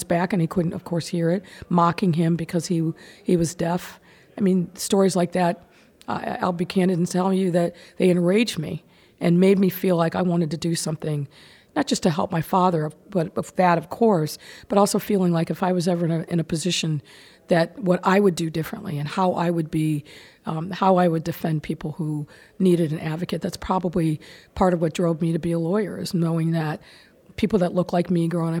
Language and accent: English; Massillon, Ohio, United States; growing up in Maslin, in a pretty segregated city where my family lived on the west side of town